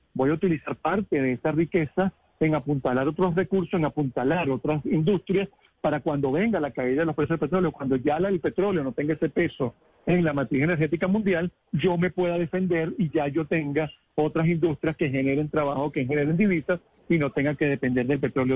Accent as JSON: {"language": "Spanish", "country": "Venezuela", "said": "como venezolano y como suramericano"}